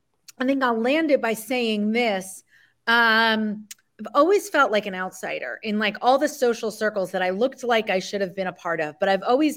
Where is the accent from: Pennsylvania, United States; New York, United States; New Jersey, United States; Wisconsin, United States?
New Jersey, United States; Argue, yeah, we're both from Jersey.